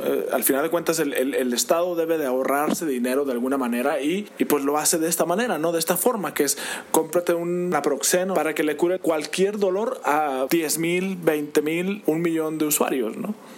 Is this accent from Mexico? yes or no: yes; Mexico; tenemos como mexicanos